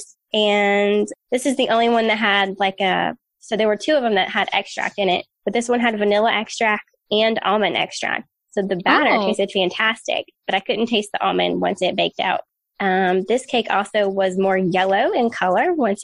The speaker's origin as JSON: {"language": "English", "country": "United States", "said": "I'm American"}